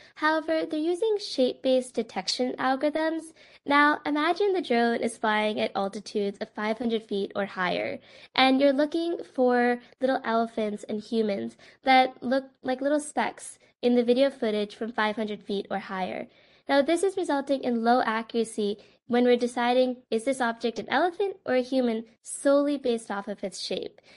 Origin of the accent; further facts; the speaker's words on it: Westchester, New York, United States; moved away as an adult; also born or lived in Massachusetts; now in Cambridge, United States; I am from Westchester, New York, and am currently a freshman at the Massachusetts Institute of Technology.